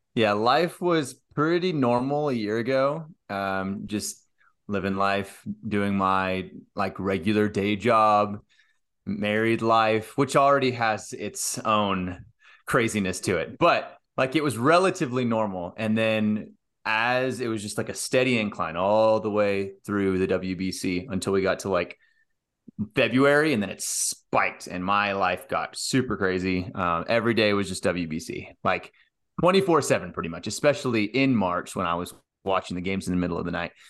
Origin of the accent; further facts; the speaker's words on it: United States; I'm in the U S, I'm an American